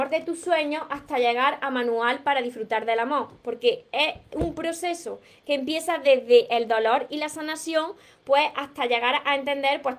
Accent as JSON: {"language": "Spanish", "region": "Canary Islands", "country": "Spain", "said": "Yo soy de Canarias y me llegó en dos días."}